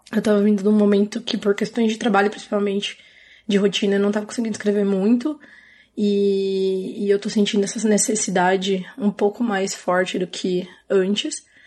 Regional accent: Paulínia, São Paulo, Brazil; Eu sou de Paulínia, interior de São Paulo, perto de Campinas

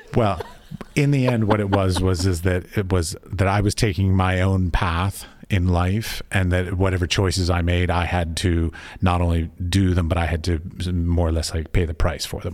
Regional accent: Washington, District of Columbia, United States; moved away; I grew up in Washington, D C

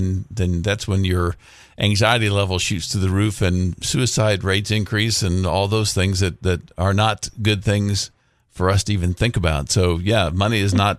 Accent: Mansfield, Ohio, United States; I grew up in Mansfield, Ohio.

